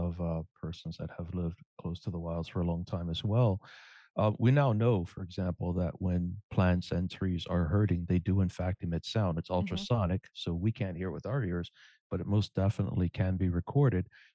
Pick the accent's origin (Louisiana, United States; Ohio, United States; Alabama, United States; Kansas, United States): Louisiana, United States; Cajun; I'm a Cajun